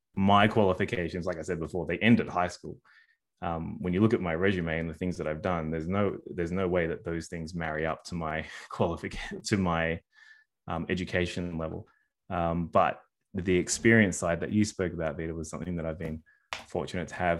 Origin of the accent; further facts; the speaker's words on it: Sydney, New South Wales, Australia; I'm a Sydney born and Sydney raised, uh, boy